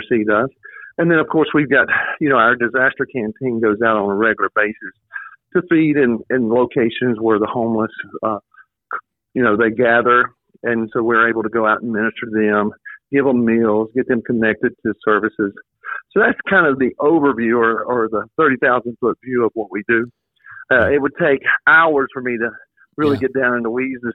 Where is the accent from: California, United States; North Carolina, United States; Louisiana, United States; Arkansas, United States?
North Carolina, United States; moved away as an adult; also born or lived in Gastonia, North Carolina; now in Memphis, United States; So originally I'm a Carolina boy. I came from North Carolina.